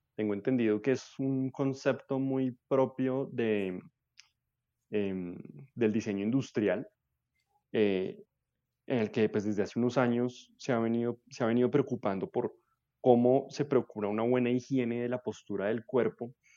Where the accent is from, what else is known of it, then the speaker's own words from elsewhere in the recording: Bogotá, Colombia; Yo nací en Bogotá, vivo en Bogotá casi toda mi vida